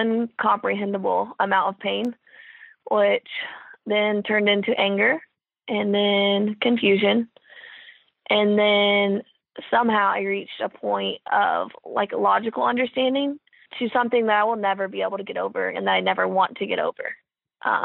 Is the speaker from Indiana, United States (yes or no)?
yes; Kokomo, Indiana, United States; I'm from Kokomo, Indiana. And my childhood was full of different sporting events